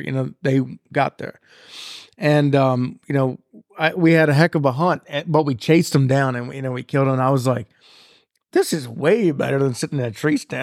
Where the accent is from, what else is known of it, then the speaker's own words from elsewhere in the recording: North Carroll County, Maryland, United States; now in Gettysburg, United States; I'm from Carroll County, Maryland, but I, North Carroll County